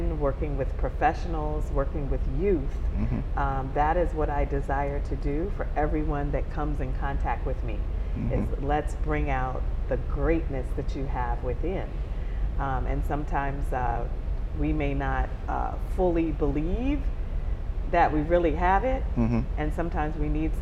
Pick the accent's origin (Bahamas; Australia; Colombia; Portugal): Bahamas; also born or lived in Baltimore-Washington area, United States; now in Charlotte, United States; I'm originally from the Bahamas, so I'm a Bahama mama, from Bahamas